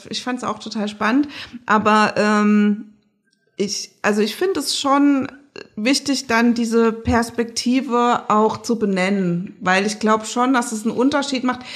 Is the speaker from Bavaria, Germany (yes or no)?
no; Rhineland-Palatinate, Germany; moved away as an adult; now in Leipzig, Germany; ich komme ja aus der Pfalz